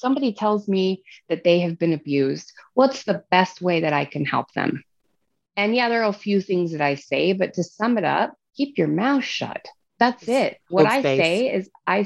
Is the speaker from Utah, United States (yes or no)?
yes; Salt Lake City, Utah, United States; my hometown